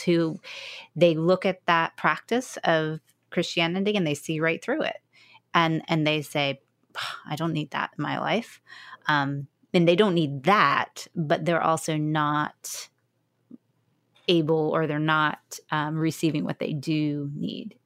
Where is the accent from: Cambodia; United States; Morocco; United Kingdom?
United States; an American evangelical